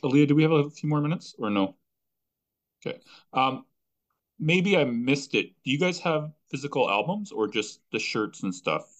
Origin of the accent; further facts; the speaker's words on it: Canada; I'm Canadian